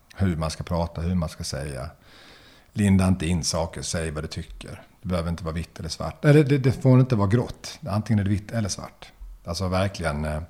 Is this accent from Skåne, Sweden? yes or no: yes; Löddeköping, Skåne, Sweden; now in Lund, Sweden; där jag växte upp i Löddeköping eh, utanför Lund.